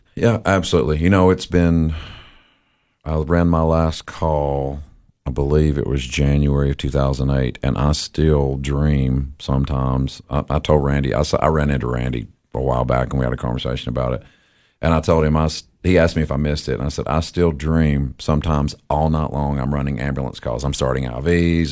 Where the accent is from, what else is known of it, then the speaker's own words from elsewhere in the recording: Crossville, Tennessee, United States; moved away as an adult; now in Cookeville, United States; I was born in Crossville, uh, graduated from Cumberland County